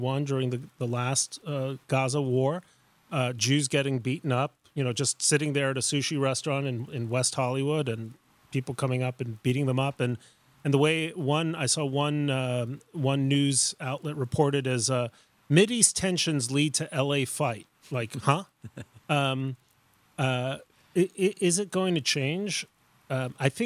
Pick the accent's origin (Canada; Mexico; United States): Mexico; Mexico City; moved away; I grew up in Mexico City.